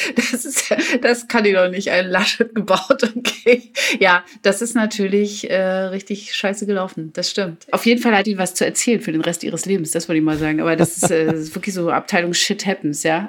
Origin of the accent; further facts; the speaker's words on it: East Germany, Germany; Ich komme ja aus dem Osten